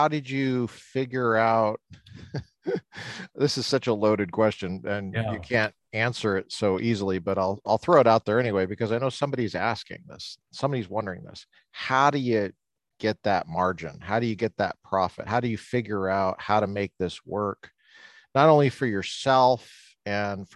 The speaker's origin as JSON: {"language": "English", "region": "Colorado", "country": "United States", "tie": "born or raised there", "said": "I grew up hunting in Colorado"}